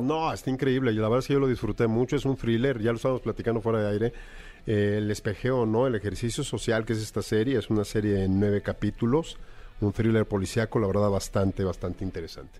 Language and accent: Spanish; Mexico; nosotros como mexicanos